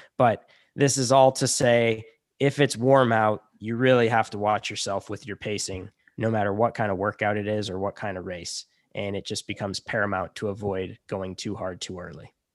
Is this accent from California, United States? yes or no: no; Chicago, Illinois, United States; moved away as an adult; also born or lived in Montana; I'm from Chicago